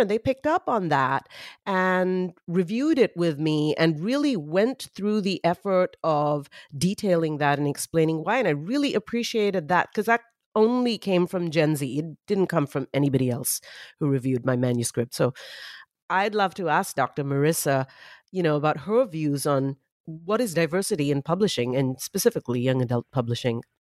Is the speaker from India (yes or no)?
yes; Mumbai, Maharashtra, India; I grew up in Mumbai, India